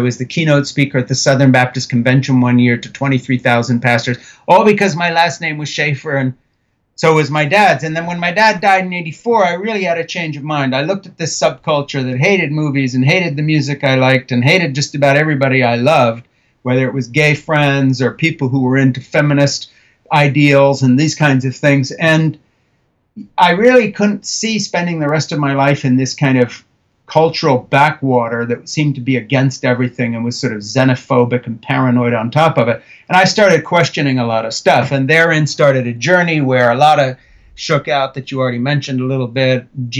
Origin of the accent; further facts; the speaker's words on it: Switzerland; Now, if you roll the clock back, I was brought up in the Brie Fellowship in Switzerland. I was born in 1952.